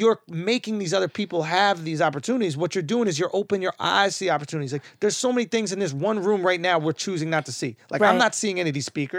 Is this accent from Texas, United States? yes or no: no; New York City, New York, United States; I'm from Manhattan, East Village.